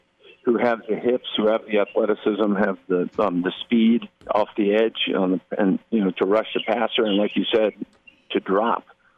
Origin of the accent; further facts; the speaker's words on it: Jamaica; You know, I'm Jamaican also.